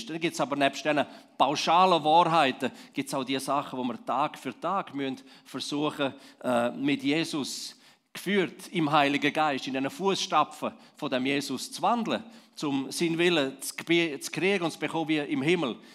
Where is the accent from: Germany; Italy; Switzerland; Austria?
Switzerland; vielleicht uns als Schweizer, als Liebchristen im ganz Allgemeinen?